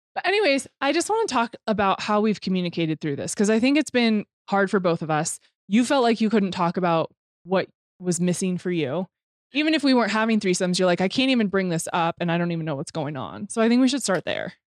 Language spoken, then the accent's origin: English; Temecula, California, United States; moved away; I came from Temecula, which dirt biking and motocross and all that stuff is huge there